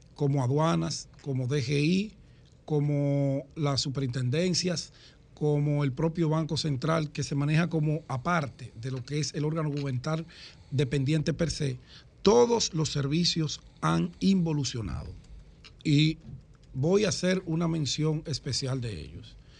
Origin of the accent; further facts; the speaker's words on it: Dominican Republic; nosotros como dominicanos